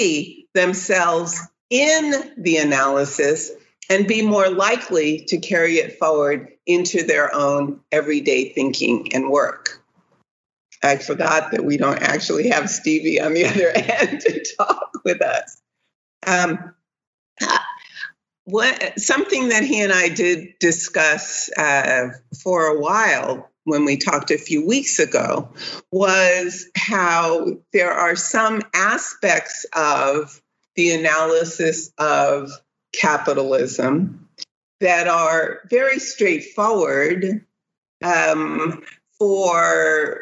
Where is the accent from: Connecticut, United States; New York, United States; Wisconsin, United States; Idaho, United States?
Connecticut, United States; New Haven; coming from my hometown, New Haven